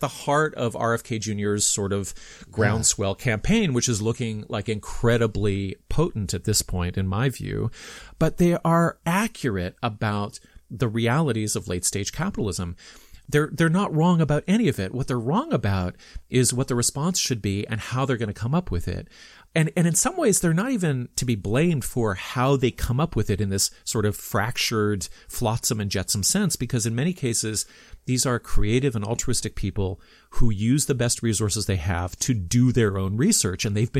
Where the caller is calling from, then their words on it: Toronto, Ontario, Canada; I'm speaking from Toronto